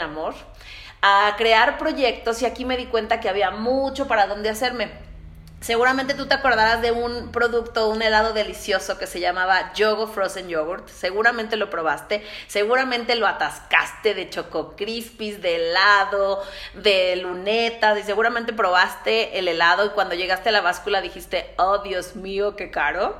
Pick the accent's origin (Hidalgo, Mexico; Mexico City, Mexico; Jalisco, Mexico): Mexico City, Mexico; moved away as an adult; now in San Luis Potosí, Mexico; yo soy de la Ciudad de México y pues vivo en San Luis más o menos desde hace unos 11 años